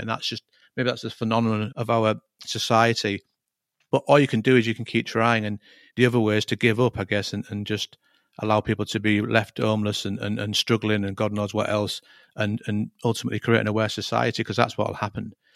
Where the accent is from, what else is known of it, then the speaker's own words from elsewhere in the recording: Hull, Yorkshire and the Humber, United Kingdom; moved away as an adult; I was born and raised in Hull